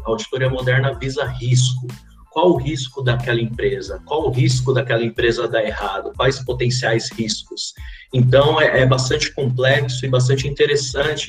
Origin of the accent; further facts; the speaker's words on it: São Paulo, Brazil; vim lá da cidade de Tiradentes